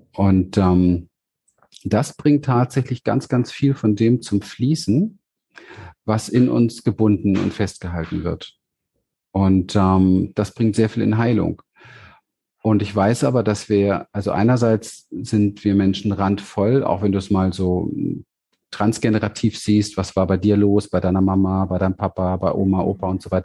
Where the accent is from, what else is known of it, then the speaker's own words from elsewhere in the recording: Berlin, Germany; ich bin ja aufgewachsen in Berlin im, im, im Hinterhof in Wedding